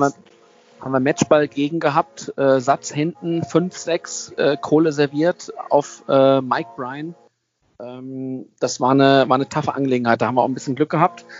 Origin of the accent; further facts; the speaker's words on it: Germany; also born or lived in California; ich als Deutscher konnte ja nie einen Wohnsitz bekommen in, in Amerika